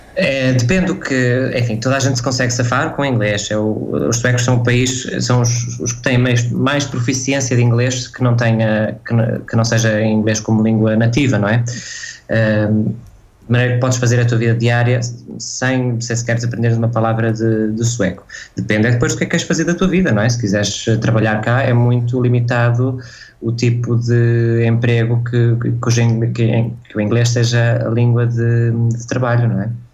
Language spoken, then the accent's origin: Portuguese; Guimarães, Braga, Portugal; moved away as an adult; now in Sweden; o Natal é para passar em Guimarães, que é de onde eu sou, é de lá que está a minha família